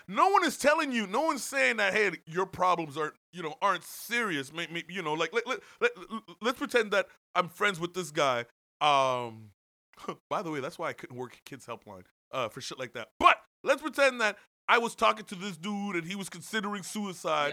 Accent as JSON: {"language": "English", "country": "Canada", "tie": "born or raised there", "said": "growing up in Canada"}